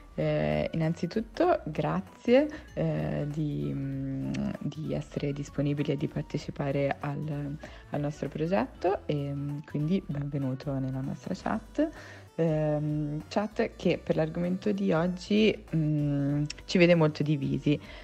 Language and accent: Italian; Tuscany, Italy; moved away as an adult; now in Milan, Italy; Siamo toscani.